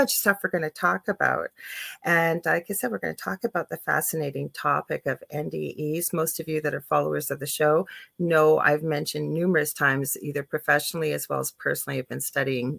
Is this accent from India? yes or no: no; Canada; I am a Canadian clairvoyant medium